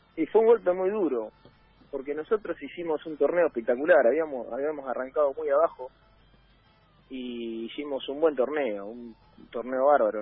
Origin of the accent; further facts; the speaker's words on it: Trelew, Chubut, Argentina; moved away; yo soy de tres de Chubut